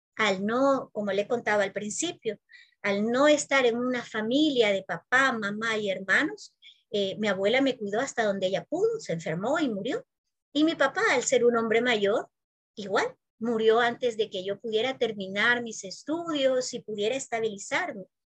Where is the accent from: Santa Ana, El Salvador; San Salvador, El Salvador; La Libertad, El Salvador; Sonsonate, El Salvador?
San Salvador, El Salvador; also born or lived in Spain; yo nací aquí en San Salvador